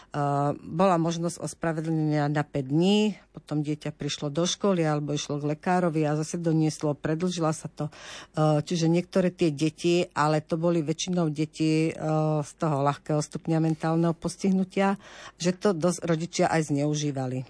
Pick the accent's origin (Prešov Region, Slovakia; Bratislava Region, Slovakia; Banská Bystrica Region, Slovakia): Banská Bystrica Region, Slovakia; Kremnica; Ja som z Kremnice a, a mama aj otec boli vlastne učitelia v, v škole pre sluchovo postihnuté deti